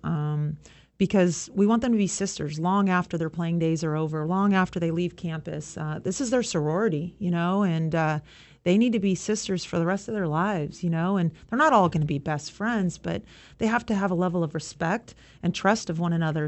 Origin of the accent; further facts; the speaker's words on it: Southern California, United States; I grew up in Southern California